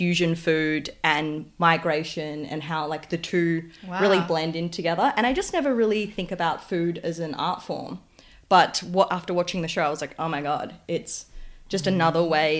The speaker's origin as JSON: {"language": "English", "town": "Sanur", "region": "Bali", "country": "Indonesia", "tie": "born or raised there", "moved": "yes", "said": "So I grew up in Sanur, which is like in the southeast of Bali."}